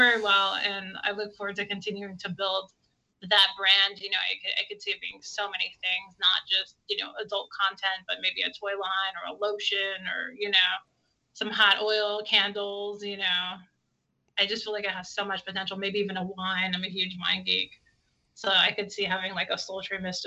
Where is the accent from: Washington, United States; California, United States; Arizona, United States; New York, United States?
California, United States; I'm from California